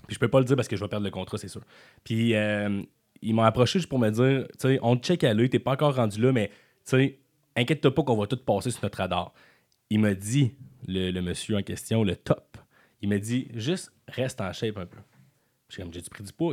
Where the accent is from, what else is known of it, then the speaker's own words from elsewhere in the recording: Quebec City, Quebec, Canada; also born or lived in Montreal; je viens de Beauport